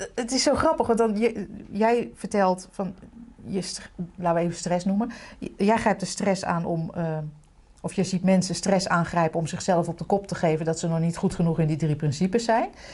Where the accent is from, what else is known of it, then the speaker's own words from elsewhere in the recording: Utrecht, Netherlands; also born or lived in The Hague; waar ik werd geboren was ooit een hele chique wijk. Toen werd het echt helemaal verpauperd. Nu is het weer superhip